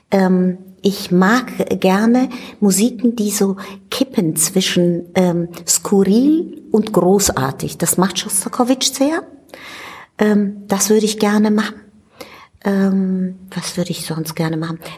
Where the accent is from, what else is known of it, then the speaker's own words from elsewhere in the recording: Italy; German is a second language; ich komme aus Italien und ich bin mit Verdi und Rossini aufgewachsen